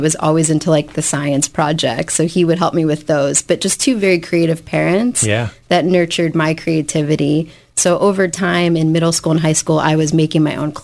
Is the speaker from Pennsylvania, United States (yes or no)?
yes; Philadelphia, Pennsylvania, United States; also born or lived in New York; I grew up in South Philadelphia. Native of the area, went to Central